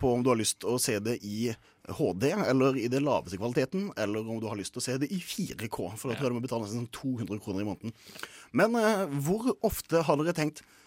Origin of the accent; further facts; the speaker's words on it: Kristiansand, Agder, Norway; jeg er fra Kristiansand